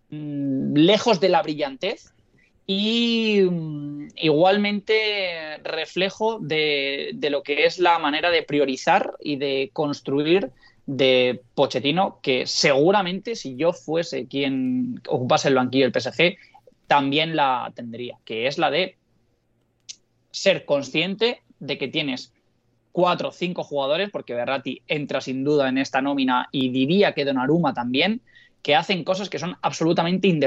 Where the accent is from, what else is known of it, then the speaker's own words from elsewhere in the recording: Canary Islands, Spain; por otro lado, no quisiera, no quisiera hacerlo de comportarte del lugar del que vienes, porque yo vengo de Canarias.